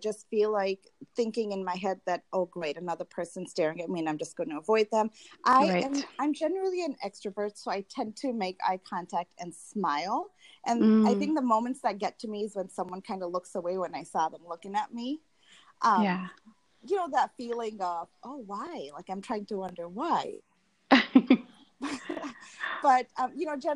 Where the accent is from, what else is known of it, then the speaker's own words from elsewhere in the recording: Tanzania; moved away as an adult; now in United States; I grew up in Tanzania